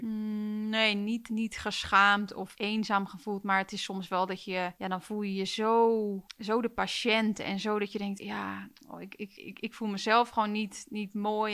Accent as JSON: {"language": "Dutch", "region": "Utrecht", "country": "Netherlands", "said": "ik kom ook uit Utrecht"}